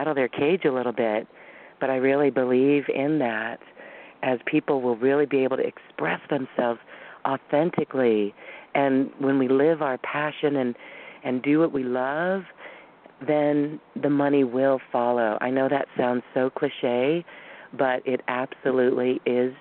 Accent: Boulder, Colorado, United States; moved away as an adult; also born or lived in Taiwan / Guam; we were both growing up in Boulder

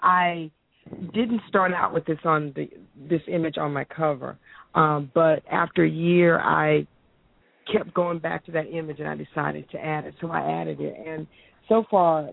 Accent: East Coast, United States; moved away as an adult; now in Oakland, United States; I'm originally from the East Coast, but Oakland is my home.

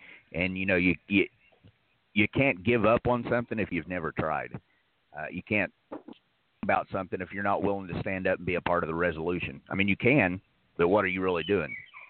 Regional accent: Morgan County, East Tennessee, United States; moved away; I'm from East Tennessee, from Morgan County

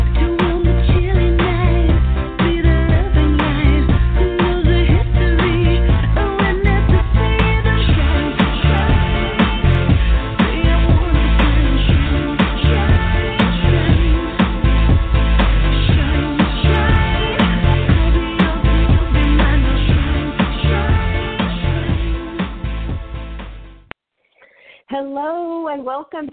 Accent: Federal Way, Washington, United States; moved away; I grew up in Federal Way, Washington, between Seattle and Tacoma

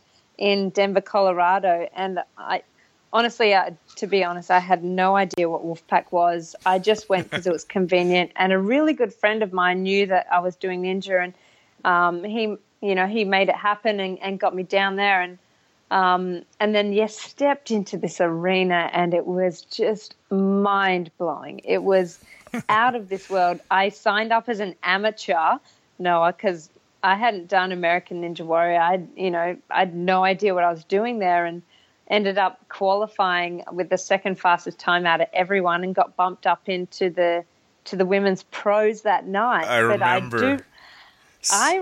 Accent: Perth, Western Australia, Australia; I'm from Perth, Australia

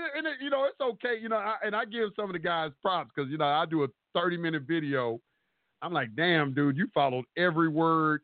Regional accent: the South, United States; me growing up in the South

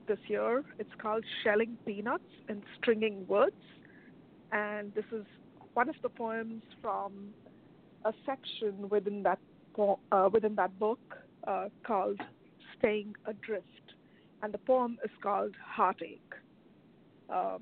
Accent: India; now in Chicago, United States; I am originally from India

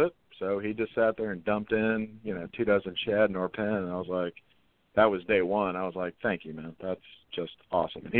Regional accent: St. Petersburg, Florida, United States; we're from St. Pete, Florida

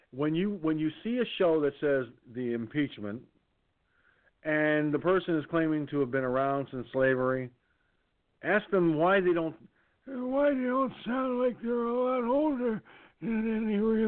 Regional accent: New York, United States; accent: New York; I said I'm from New York, and I have a New York accent.

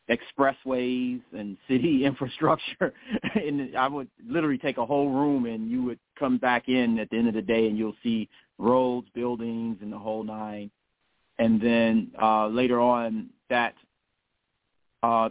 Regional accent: Chicago, Illinois, United States; I was born and raised originally in the South Shore area, and then we moved to Jeffrey Manor, where I spent most of my years at, so South Side, Southeast Side.

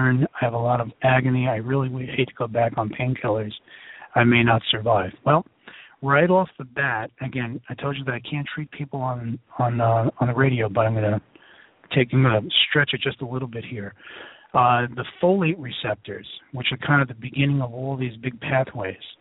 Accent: New York City, New York, United States; now in Philadelphia, United States; I'm from New York City, and I live in Philadelphia

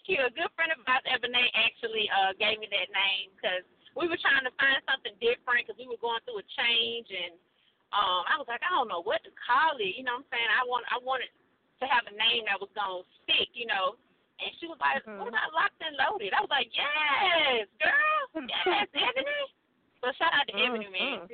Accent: College Park, Georgia, United States; I was born and raised in College Park, Georgia

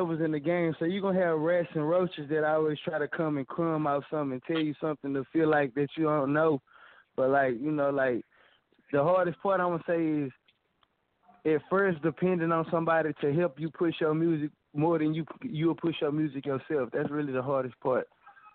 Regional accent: Dallas, Texas, United States; I come from the the roughest part of town. I'm from South Dallas

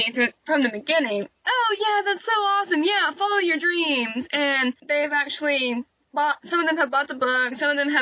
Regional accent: Fort Worth, Texas, United States; also born or lived in Rendon, Texas; I was born in Fort Worth, Texas. I have actually lived just south of Fort Worth my entire life

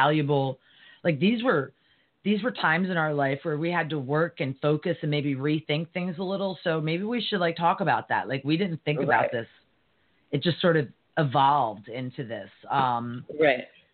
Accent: United States; being an American

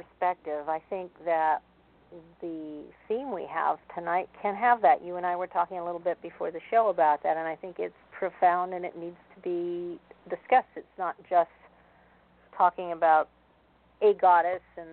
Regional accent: East Coast, United States; I was born on the East Coast

